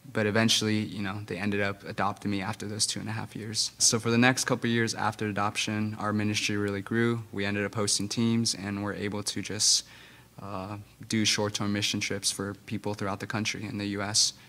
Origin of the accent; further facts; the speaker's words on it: Guatemala; English is a second language; I grew up in Guatemala